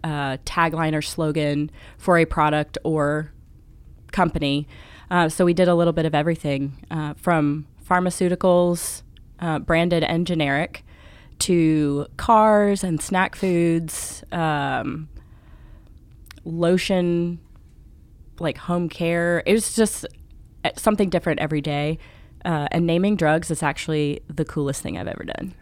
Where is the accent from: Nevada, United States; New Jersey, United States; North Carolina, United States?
North Carolina, United States; Charlotte; I'm from Charlotte, North Carolina, where I work for Bricks Wood Fired Pizza as the marketing director.